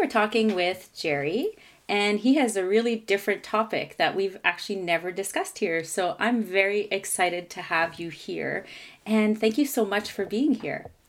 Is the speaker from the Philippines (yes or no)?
no; Canada; I'm a Francophone from Canada